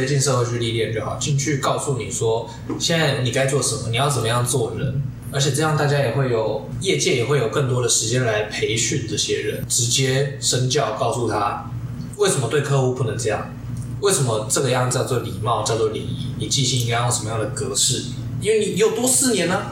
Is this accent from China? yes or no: no; Pingtung County, Taiwan; 我家乡屏东来的